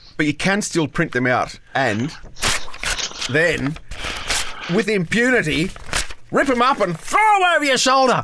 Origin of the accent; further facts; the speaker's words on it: Canberra, Australian Capital Territory, Australia; growing up in Canberra